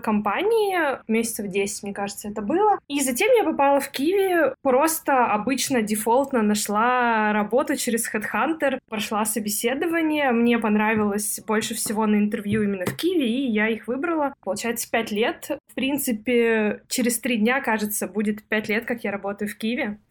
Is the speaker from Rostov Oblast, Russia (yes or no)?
no; Perm, Perm Krai, Russia; moved away as an adult; also born or lived in Prague; Я из Перми